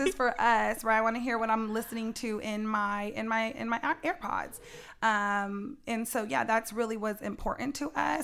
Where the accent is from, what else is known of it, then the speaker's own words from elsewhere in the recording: San Jose, California, United States; growing up in San Jose, there's three percent black people here